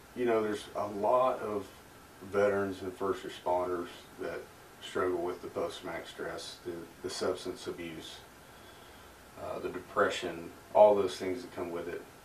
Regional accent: Mustang, Oklahoma, United States; also born or lived in Corpus Christi, Texas; we settled down in Mustang, Oklahoma, which is just a suburb of Oklahoma City, where I grew up

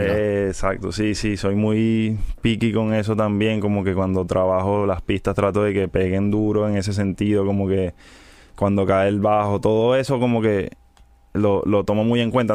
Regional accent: Caracas, Capital District, Venezuela; soy de Venezuela, Caracas

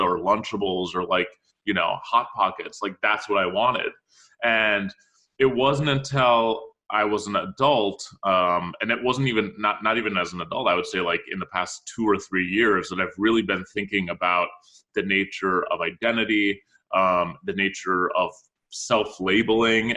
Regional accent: Minneapolis, Minnesota, United States; also born or lived in Cairo, Egypt; now in New York City, United States; I was born in Cairo. Spent most of my life in Minneapolis, in St. Paul, Minnesota

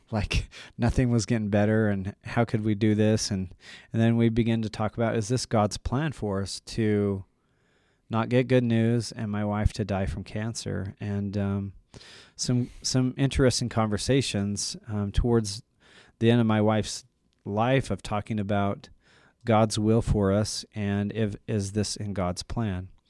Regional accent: Utah, United States; I'm from Utah, local

